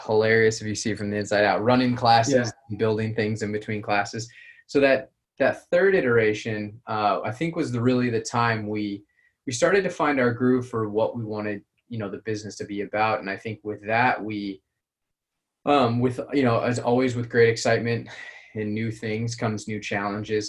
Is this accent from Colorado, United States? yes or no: yes; Colorado, United States; moved away; originally, I'm from from Colorado